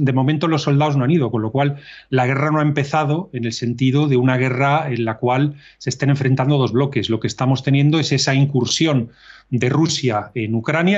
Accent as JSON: {"language": "Spanish", "country": "Spain", "said": "nosotros como españoles"}